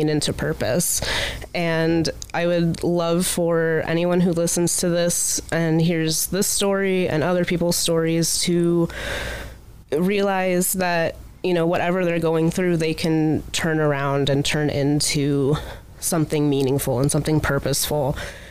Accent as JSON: {"language": "English", "town": "Akron", "region": "Ohio", "country": "United States", "also_born_or_lived": "Findlay, Ohio", "said": "I'm from Akron originally"}